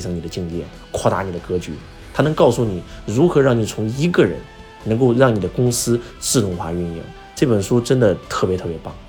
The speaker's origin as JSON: {"language": "Chinese", "country": "China", "said": "华为这家企业是我们中国人的骄傲"}